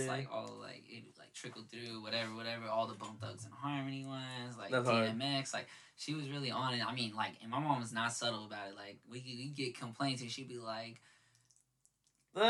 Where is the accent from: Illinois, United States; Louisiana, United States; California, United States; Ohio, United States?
California, United States; Victorville; I'm from Victorville